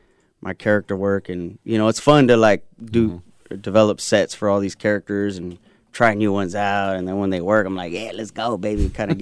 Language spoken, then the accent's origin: English; United States; I'm a, you know, Chicano. Both my parents are born here, I'm born here. My grandpa's from Zacatecas, you know, and, mm-hmm. but yeah, just definitely grew up around that culture.